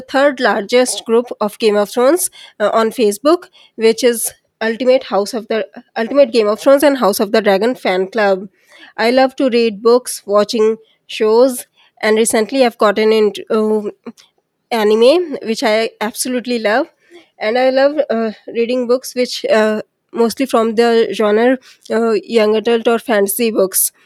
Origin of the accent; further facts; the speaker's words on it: India; I'm from India